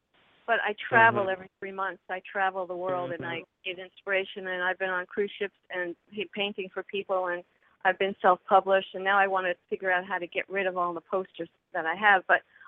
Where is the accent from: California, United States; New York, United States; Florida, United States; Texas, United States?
New York, United States; New York City; Well, I was born and raised in Manhattan.